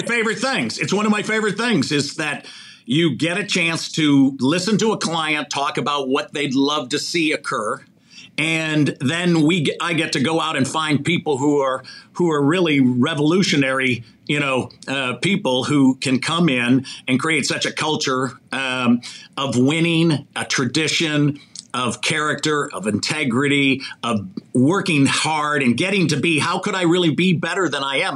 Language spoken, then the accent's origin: English; Chicago, Illinois, United States; moved away; also born or lived in Mishawaka, Indiana / Los Angeles; grew up in, in Chicago.